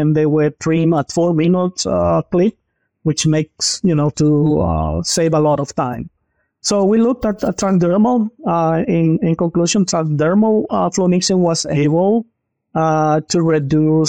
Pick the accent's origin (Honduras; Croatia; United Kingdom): Honduras; moved away as an adult; also born or lived in North Carolina, United States; now in Columbia, Missouri, United States; I am originally comes from Honduras. I came to the U.S. In 2012